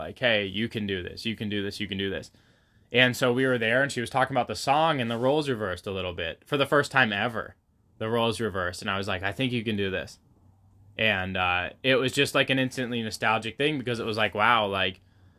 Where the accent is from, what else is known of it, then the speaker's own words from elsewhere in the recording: Waldport, Oregon, United States; You know, we're in Newport. We grew up in Walport.